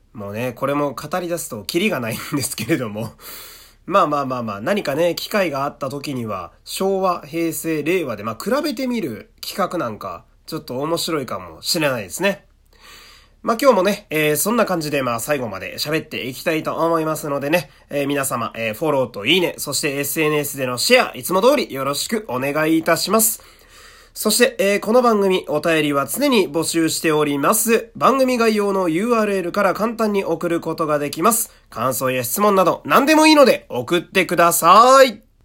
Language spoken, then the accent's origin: Japanese; Fukui, Japan; moved away; 僕、福井県っていう土田舎の出身なんですけどね